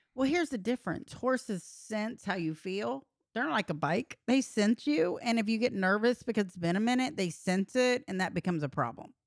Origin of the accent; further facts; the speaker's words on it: Texas, United States; I'm from Texas and ranches